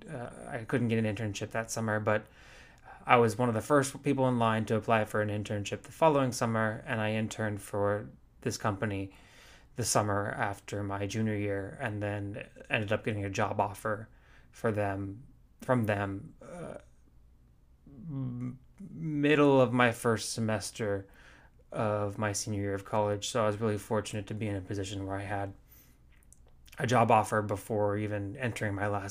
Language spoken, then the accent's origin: English; Fort Worth, Texas, United States; I grew up in Fort Worth